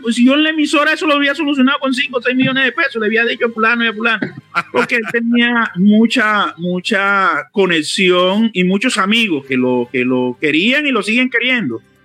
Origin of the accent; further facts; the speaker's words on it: Cartagena, Bolívar, Colombia; Yo soy cartagenero, nací aquí, me crié aquí y me duele mi ciudad